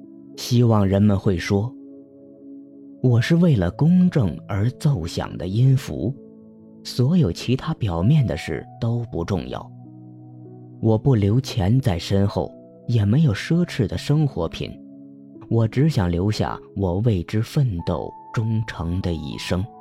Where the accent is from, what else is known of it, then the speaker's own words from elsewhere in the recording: China; 作为中国人。